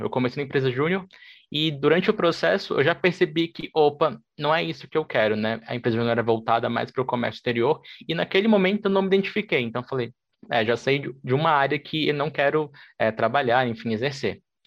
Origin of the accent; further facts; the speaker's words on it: Brasília, Federal District, Brazil; Eu sou de Brasília, formado em Relações Internacionais já há quase cinco anos